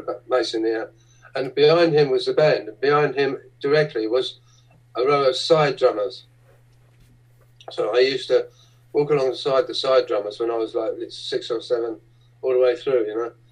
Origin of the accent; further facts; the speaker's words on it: London, United Kingdom; when I was a little boy uh, growing up in the East End of London